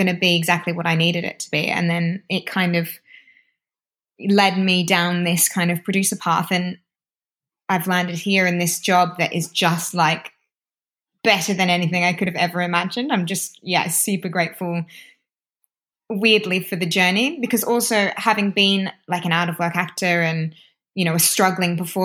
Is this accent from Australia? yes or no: yes; Australia; now in London, United Kingdom; as an Aussie